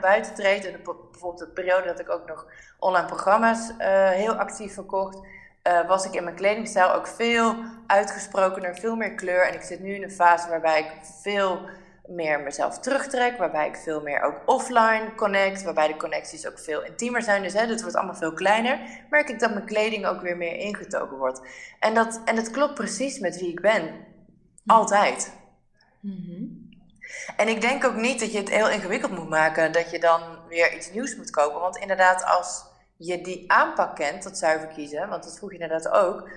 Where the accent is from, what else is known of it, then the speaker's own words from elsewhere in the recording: Netherlands; wij als Nederlanders